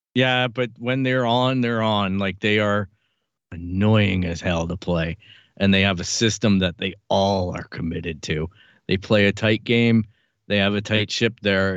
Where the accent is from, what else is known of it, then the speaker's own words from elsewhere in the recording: Canada; as a Canadian, a guy who never traveled to the U S A until soccer came along